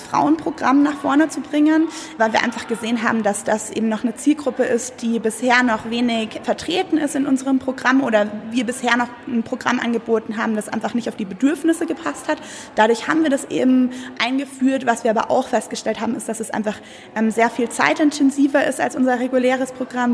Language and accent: German; Munich, Bavaria, Germany; moved away as an adult; also born or lived in Berlin; ich komme ursprünglich aus München